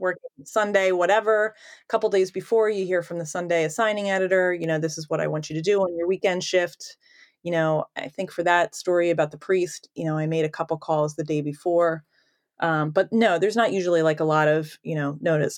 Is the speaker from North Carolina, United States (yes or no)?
no; Philadelphia, Pennsylvania, United States; I grew up in the Northeast